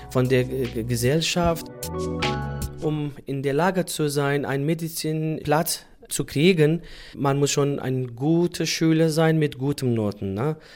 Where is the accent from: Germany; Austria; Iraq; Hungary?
Iraq; Sulaymaniyah Governorate; German is a second language; Wir sind Kurder und dann äh, hatten wir Probleme mit der äh, damaligen Regierung, Saddam Hussein nämlich